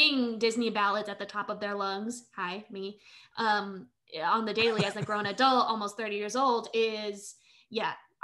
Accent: Manila, Metro Manila, Philippines; moved away; I am an immigrant. I was born in Manila, Philippines. I'm a quarter Filipino.

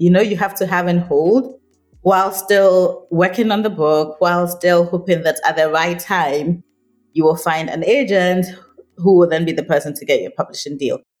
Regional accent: Ghana; I think of myself almost like an African first before I think of myself as a Ghanaian

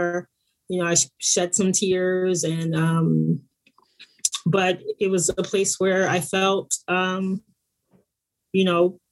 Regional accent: East Orange, New Jersey, United States; moved away as an adult; also born or lived in New York City; now in Bay Area, United States; I'm originally from New Jersey, Newark, New Jersey. I grew up in a little suburb outside of Newark called East Orange.

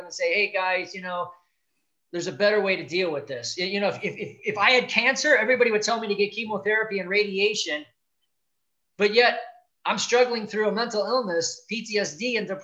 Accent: Gary, Indiana, United States; I was born in Gary, Indiana, the south tip of Lake Michigan, just outside of Chicago, very blue collar community, hardworking.

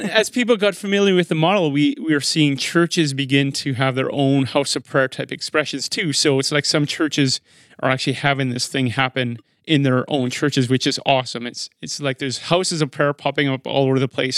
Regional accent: Regina, Saskatchewan, Canada; now in Manitoba, Canada; I was born in Regina

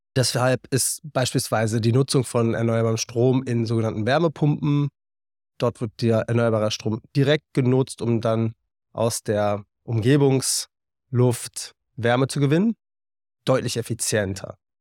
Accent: Berlin, Germany; moved away as an adult; dann wollte ich zurück nach Berlin und in meine Heimat

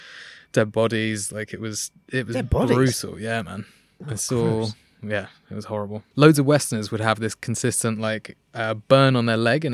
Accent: London, United Kingdom; London, southwest.

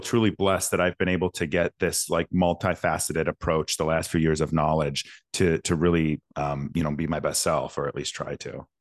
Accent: Schaumburg, Illinois, United States; also born or lived in Rolling Meadows, Illinois; born and raised in Schaumburg, Illinois, Rolling Meadows, Illinois.

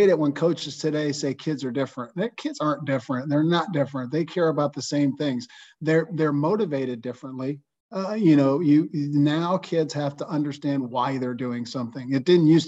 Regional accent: Johnstown, Pennsylvania, United States; growing up in Johnstown, Pennsylvania, I had a great childhood

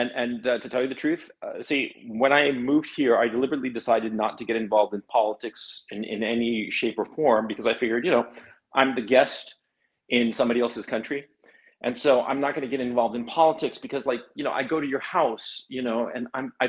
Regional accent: Chile; now in Kharkiv, Ukraine; I'm from Chile.

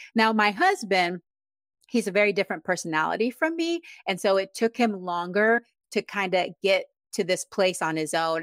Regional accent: Texas, United States; moved away as an adult; also born or lived in Panama; now in Yakima, United States; I'm originally from Panama. and I grew up in Texas

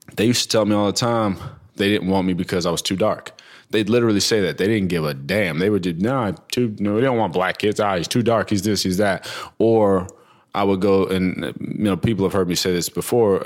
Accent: New Jersey, United States; also born or lived in New York; I grew up between Jersey and New York as a kid, um, bounced all around Jersey, like Trenton, Clinton, Hackensack

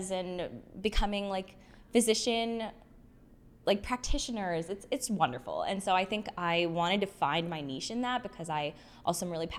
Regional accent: West Bloomfield, Michigan, United States; moved away as an adult; also born or lived in Ann Arbor, Michigan / Spain; I grew up in West Bloomfield, so not that far away from anywhere from Ann Arbor specifically, but I grew up in West Bloomfield

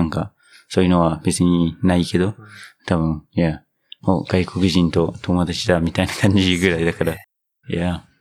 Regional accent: New Zealand; Japanese is a second language; moved away; 僕の母国ニュージーランド

